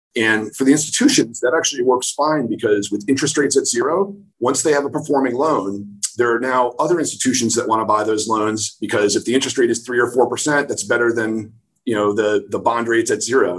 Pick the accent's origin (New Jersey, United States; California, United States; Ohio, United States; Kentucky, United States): New Jersey, United States; moved away as an adult; also born or lived in Rochester, New York / New York City; I'm from New Jersey originally